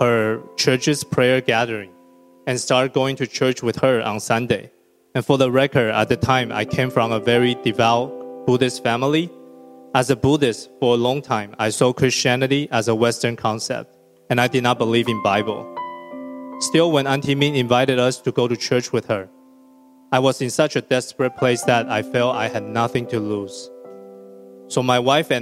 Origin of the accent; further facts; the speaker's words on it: Taiwan; moved away as an adult; Growing up in Taiwan, when I was little, my parents were hardly ever around